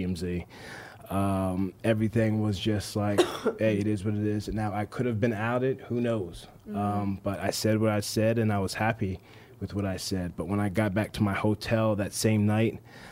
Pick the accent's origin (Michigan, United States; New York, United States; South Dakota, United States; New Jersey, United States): New Jersey, United States; moved away as an adult; also born or lived in Tampa, Florida; I moved down from New Jersey, where I'm born and raised, all the way down to Tampa, Florida